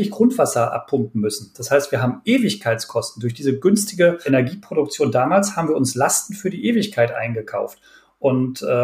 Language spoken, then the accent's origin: German; North Rhine-Westphalia, Germany; ich bin wirklich mitten im Ruhrgebiet aufgewachsen und äh, meine Familie äh, mein Opa oder auch äh, nähere Verwandtschaft, die waren auch wirklich, wie man bei uns mal gesagt hat, auf den Zechen tätig.